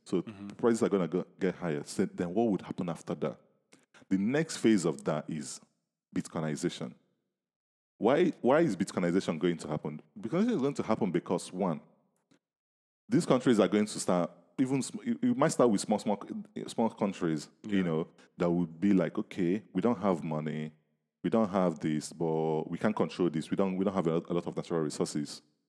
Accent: Nigeria; I grew up in Nigeria.

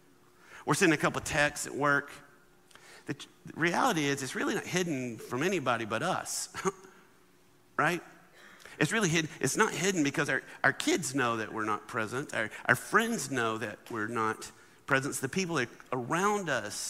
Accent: Alabama, United States; I grew up in Alabama

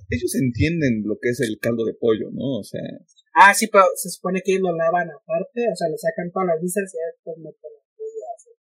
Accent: Guadalajara, Jalisco, Mexico; yo, que soy de Guadalajara

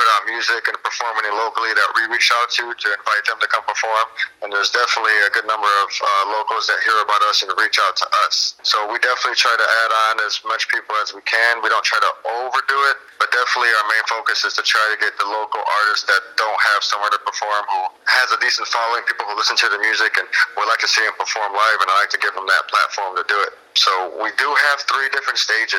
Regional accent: Aurora, Illinois, United States; moved away as an adult; now in Mendota, United States; I'm originally from Aurora, Illinois. I moved out to Mendota about 10 years ago

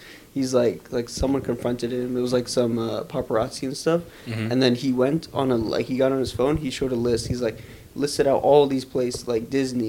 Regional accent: Pakistan; I'm, I don't know what I am. I'm just Pakistani.

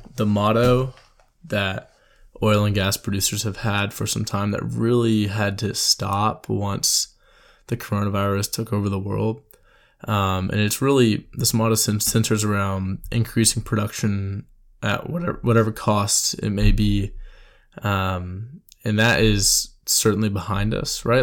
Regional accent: Houston, Texas, United States; I'm from Houston

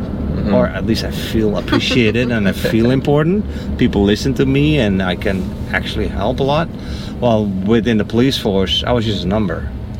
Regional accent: New York, United States; Yeah, I was from New York.

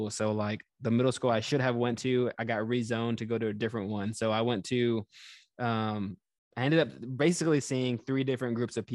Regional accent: Houston, Texas, United States; like I said, I moved around quite a bit when I was younger, but we settled in Texas, so I would call that like my hometown in Houston and my home state.

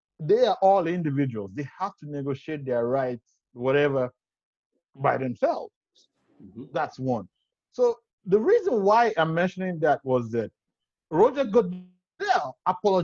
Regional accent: Nigeria; as a Nigerian

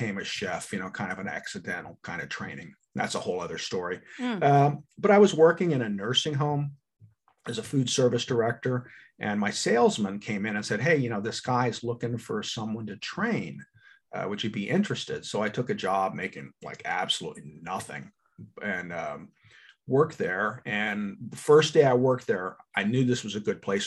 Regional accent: Pomona, New Jersey, United States; moved away as an adult; also born or lived in Oaklyn, New Jersey; now in Florida, United States; I grew up in Pomona, which is about 12 miles west of Atlantic City.

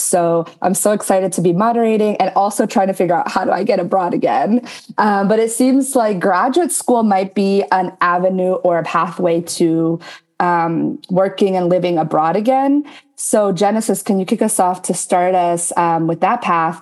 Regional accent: New Jersey, United States; also born or lived in Paraguay; now in Florida, United States; originally from New Jersey, Jersey girl forever

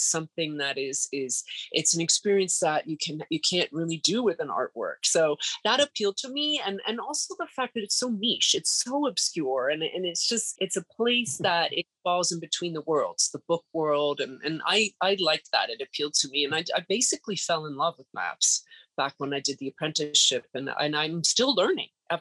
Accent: Canada; moved away as an adult; now in New York City, United States; I had a 1-year work permit to live in the States. I'm Canadian

